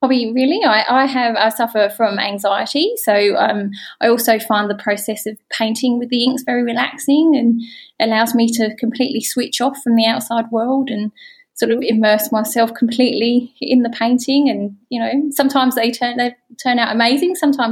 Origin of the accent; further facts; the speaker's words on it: Adelaide, South Australia, Australia; I'm an ink artist and I'm from Adelaide, South Australia